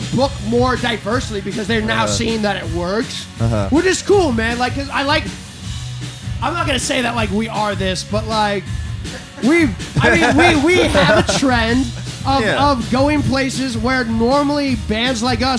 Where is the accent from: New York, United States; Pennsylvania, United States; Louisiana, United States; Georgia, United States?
Louisiana, United States; New Orleans; So we're from New Orleans, right?